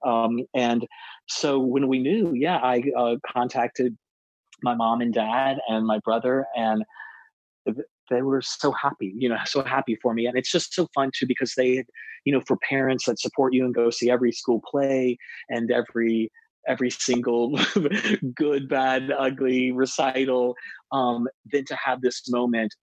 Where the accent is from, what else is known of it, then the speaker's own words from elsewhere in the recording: East Coast, United States; growing up on the East Coast